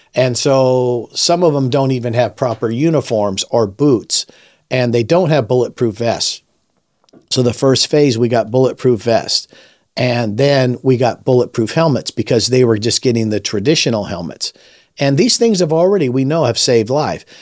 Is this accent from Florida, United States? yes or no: no; Los Angeles, California, United States; I was raised in Los Angeles during the Watts riots in the sixties